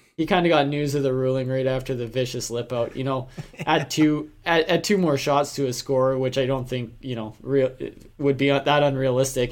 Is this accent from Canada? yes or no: yes; Canada; we're Canadian